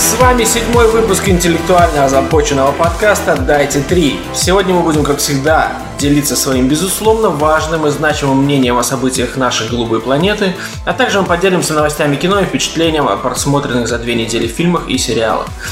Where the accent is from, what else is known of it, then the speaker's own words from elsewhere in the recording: Latvia; accent: Baltic; я из Латвии